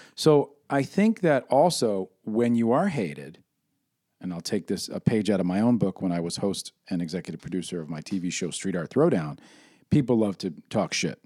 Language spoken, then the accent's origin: English; New York City, New York, United States; I'm from New York City